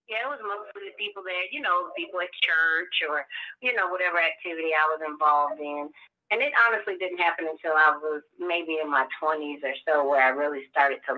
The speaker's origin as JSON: {"language": "English", "region": "Indiana", "country": "United States", "tie": "born or raised there", "moved": "as an adult", "lives_now": "Atlanta, United States", "said": "I was raised in Indiana, so a lot of the people I was raised around were more of the Caucasian persuasion"}